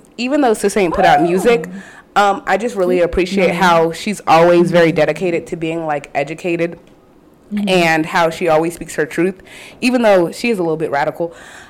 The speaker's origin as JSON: {"language": "English", "town": "Durham", "region": "North Carolina", "country": "United States", "said": "We went to, we are from Durham, North Carolina."}